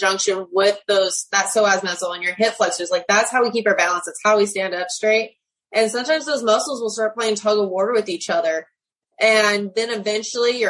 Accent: United States; now in Clinton, United States; I'm originally from the California, Arizona border and Nevada

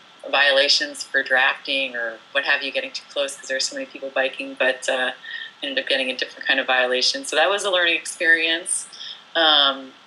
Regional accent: New Jersey, United States; moved away as an adult; also born or lived in France / Portland, Oregon; now in Pacific Northwest, United States; I was born in France and raised in New Jersey

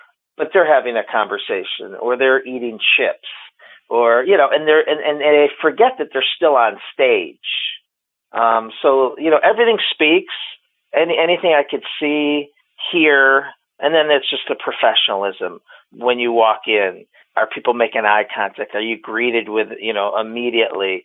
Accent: Cleveland, Ohio, United States; Born and raised in Cleveland, Ohio

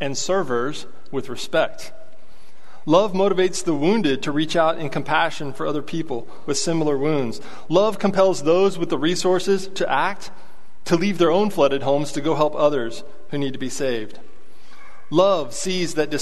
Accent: Abilene, Texas, United States; I'm from Abilene

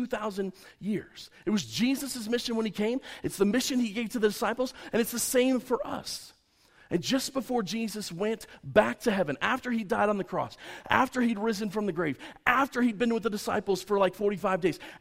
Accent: United States

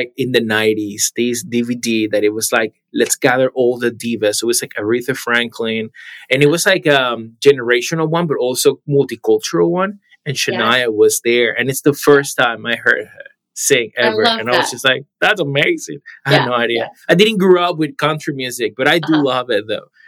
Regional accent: Panama; now in Arizona, United States; I am originally from Panama, so Latin America

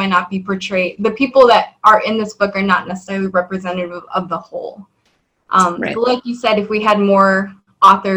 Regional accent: South Texas, United States; I'm from South Texas and for Christmas we did eat tamales. My grandma would make them

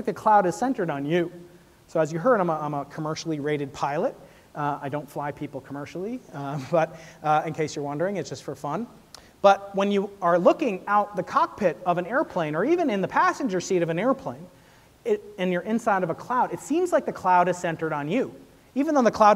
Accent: New York, United States; I'm a New Yorker

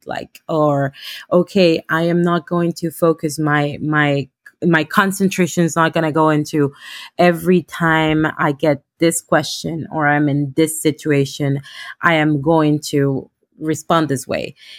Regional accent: Honduras; moved away as an adult; now in United States; I am from Honduras. Um, I am a lawyer back home, I came in 2016

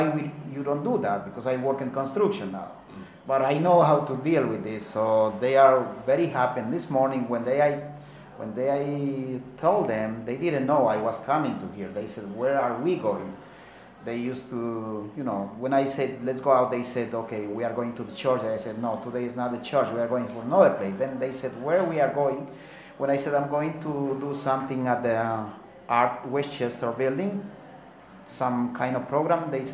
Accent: Ecuador; English is a second language; moved away; I come from Ecuador, from South America, so I learned to do these things when I had 14 years old

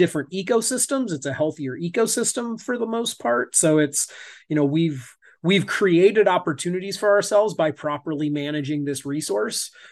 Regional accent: Northeast Indiana, United States; I'm in Indiana

